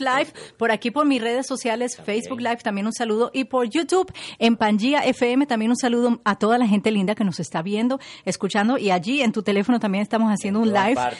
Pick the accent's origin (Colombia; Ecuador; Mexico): Colombia; mi país, Colombia